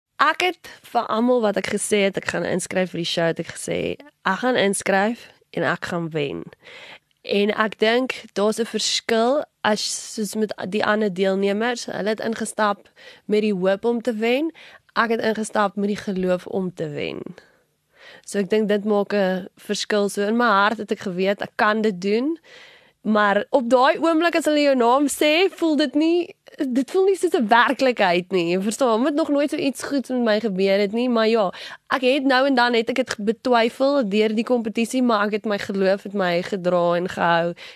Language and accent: Afrikaans; Pretoria, Gauteng, South Africa; van Pretoria, gebore hierso grootgeword ook in Pretoria.